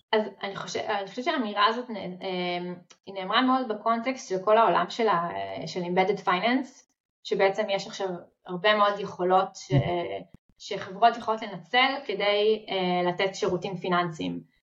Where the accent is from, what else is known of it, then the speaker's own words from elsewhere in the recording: Israel; אנחנו ישראלים